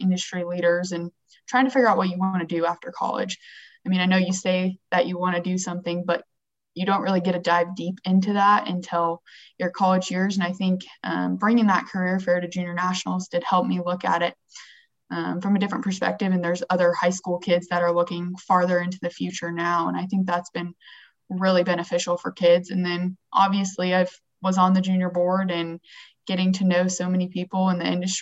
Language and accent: English; Kearney, Nebraska, United States; moved away as an adult; also born or lived in Manhattan, Kansas; now in Southwest Kansas, United States; I'm originally from Kearney, Nebraska.